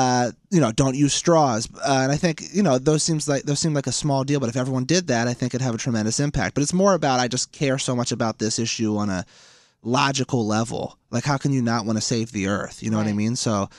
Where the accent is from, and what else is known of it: Philadelphia, Pennsylvania, United States